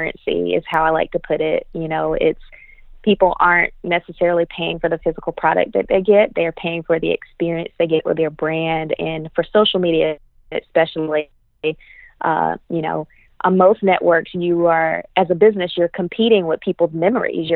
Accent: Greenville, South Carolina, United States; Greenville, South Carolina, my hometown

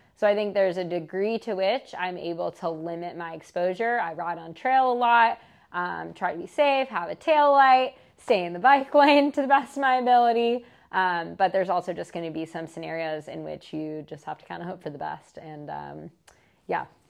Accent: Marin, California, United States; where I grew up in Marin

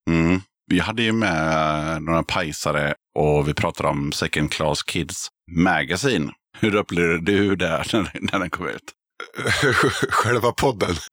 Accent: Sundsvall, Västernorrland County, Sweden; jag kommer från Sundsvall.

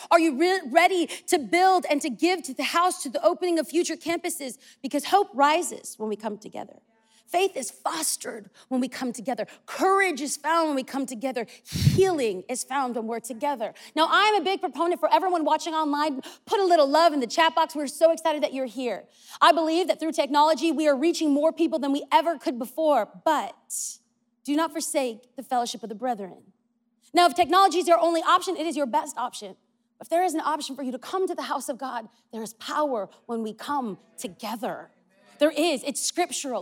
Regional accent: California, United States; I'm from California

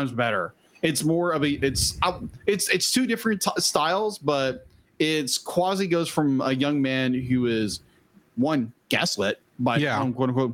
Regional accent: United States; as an American

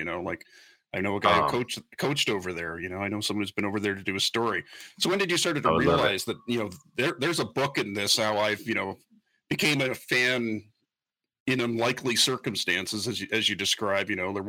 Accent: Kingston, Ontario, Canada; Neil and I are from the Kingston, Ontario area. So, like, northeast shore of Lake Ontario.

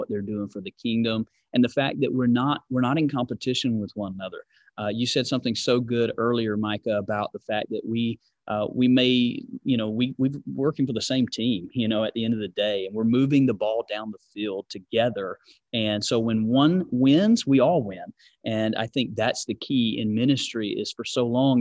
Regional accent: Georgia, United States; now in California, United States; I'm from Georgia, live in California

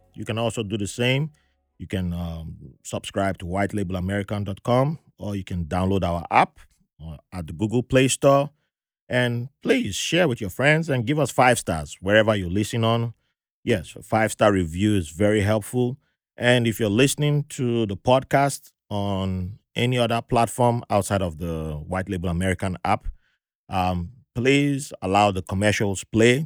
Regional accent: Zambia; I'm from Zambia

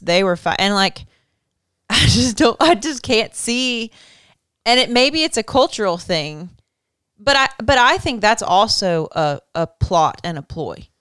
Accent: United States; I'm proud to be an American, I'm an American

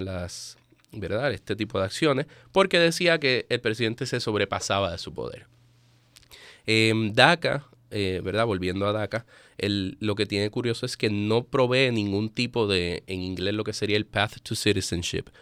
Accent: Puerto Rico; moved away as an adult; also born or lived in Spain; now in Baltimore, United States; yo soy puertorriqueño. Eh, nacido y criado en Puerto Rico, me mudé a Baltimore apenas en mayo

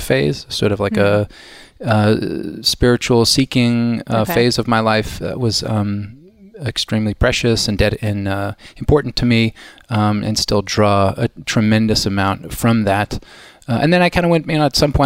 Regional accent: Kansas City, Missouri, United States; I grew up in Kansas City, okay. Midwest, very Midwestern.

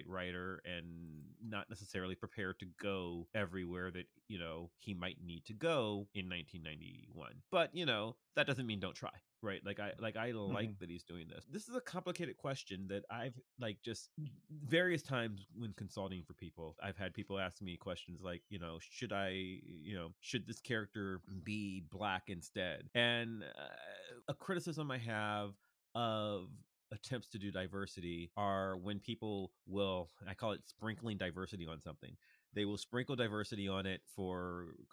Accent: United States; I'm an American

